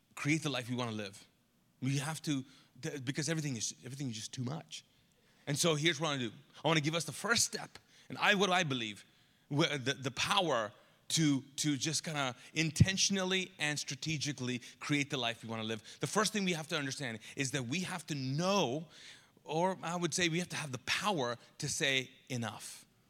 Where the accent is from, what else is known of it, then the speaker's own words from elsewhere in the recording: Pakistan; now in Charlotte, United States; I'm Pakistani, and I have a Pakistani mom